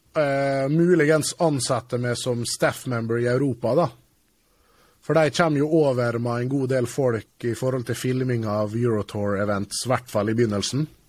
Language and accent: Norwegian; Norway; also born or lived in England; kommer fra Jantelovs-Norge